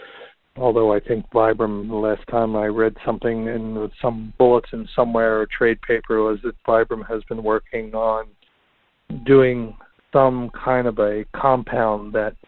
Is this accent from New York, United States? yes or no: yes; New York, United States; as you know, being a New Yorker, how snow melt can happen very quickly in the city